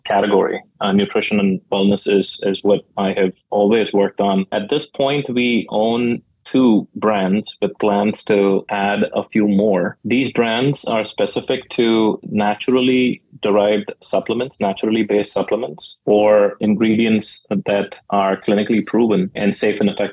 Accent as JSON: {"language": "English", "country": "India", "tie": "born or raised there", "moved": "as an adult", "lives_now": "United States", "said": "growing up in India"}